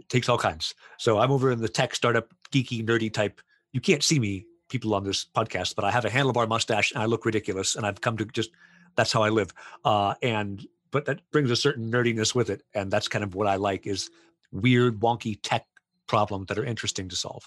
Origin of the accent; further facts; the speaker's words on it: Florida, United States; also born or lived in Poland; now in Canada; I'm originally from the States, uh, from Florida and then as is as everyone does i moved to poland lived there for seven years and then went to canada